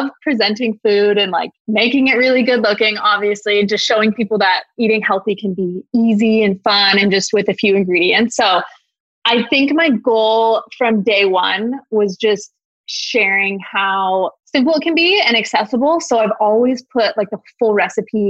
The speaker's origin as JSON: {"language": "English", "region": "Washington", "country": "United States", "also_born_or_lived": "Oregon", "said": "I'm from Washington"}